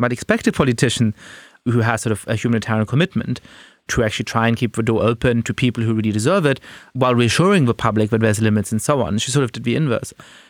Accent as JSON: {"language": "English", "country": "Germany", "tie": "born or raised there", "said": "So I grew up in Germany with Jewish ancestors, and for various reasons never quite felt very at home in Germany, in part because I was an immigrant, my parents come from Poland"}